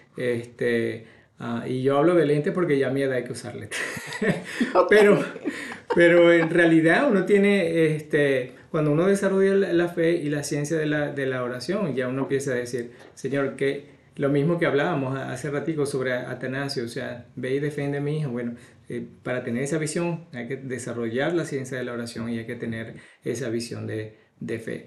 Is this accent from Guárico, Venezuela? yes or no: no; Barquisimeto, Lara, Venezuela; mi pueblo, en, Venezuela, en Barquisimeto